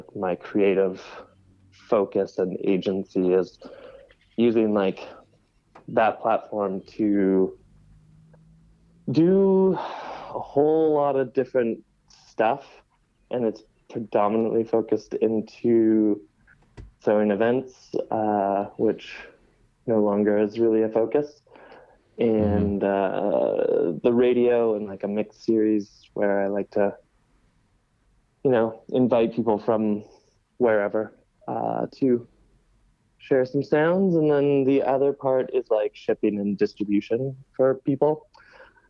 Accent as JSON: {"language": "English", "town": "Saskatoon", "region": "Saskatchewan", "country": "Canada", "tie": "born or raised there", "moved": "as an adult", "lives_now": "Montreal, Canada", "said": "I come from Saskatoon, Saskatchewan, and had been throwing events and putting on parties there since high school."}